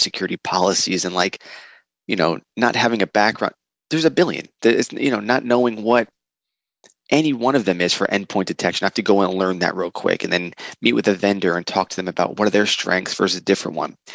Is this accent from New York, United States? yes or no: yes; New York City, New York, United States; I'm a New Yorker by trade, and we're loud